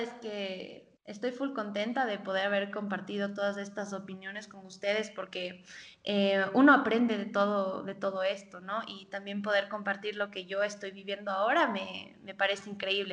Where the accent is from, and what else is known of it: Ecuador